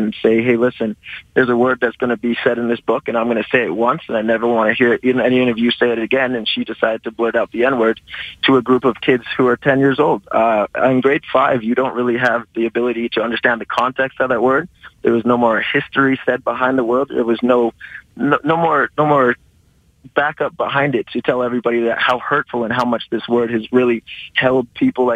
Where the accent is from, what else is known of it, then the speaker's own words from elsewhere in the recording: Calgary, Alberta, Canada; I was born and raised in Calgary.